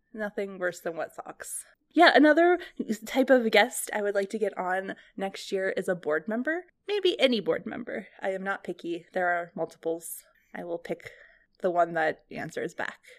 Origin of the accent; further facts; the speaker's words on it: Ohio, United States; also born or lived in California; I grew up in Ohio, in a library, basically, and then, um, spent some time in California